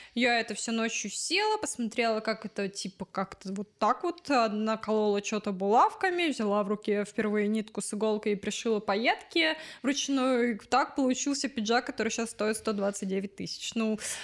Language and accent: Russian; Odesa, Odesa Oblast, Ukraine; я пошла в еврейский культурный центр, потому что я из Одессы